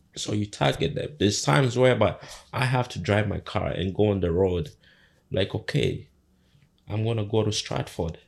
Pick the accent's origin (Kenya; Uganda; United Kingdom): Uganda; now in Canada; my background, where I come from, I come from Uganda